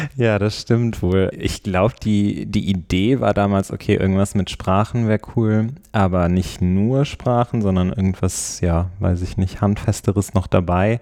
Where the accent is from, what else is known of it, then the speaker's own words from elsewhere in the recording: Neuss, North Rhine-Westphalia, Germany; moved away as an adult; also born or lived in Cologne / Bruges; now in Brussels, Belgium; ich komme ursprünglich aus Neuss bei Düsseldorf und habe dort auch dann Abitur gemacht